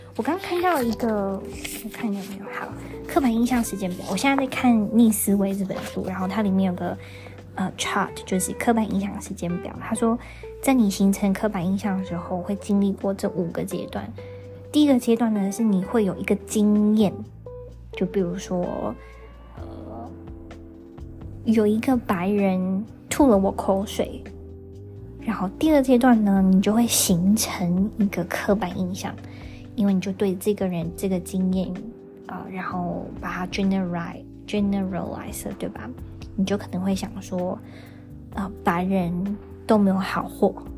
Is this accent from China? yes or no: no; Taiwan; also born or lived in Australia; 我们台湾人在澳洲打工度假，呃，有时候会受到不友善的眼光啊、对待啊、言语啊等等